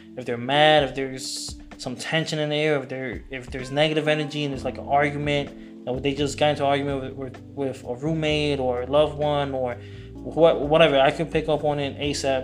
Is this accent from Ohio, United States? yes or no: no; Raleigh, North Carolina, United States; also born or lived in Queens, New York / California / Orlando / Miami; I was born in Queens, raised out here in Raleigh, North Carolina.